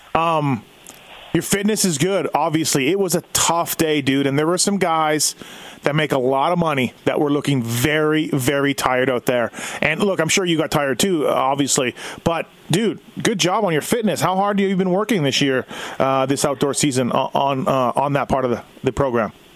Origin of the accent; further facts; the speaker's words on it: Canada; I'm Canadian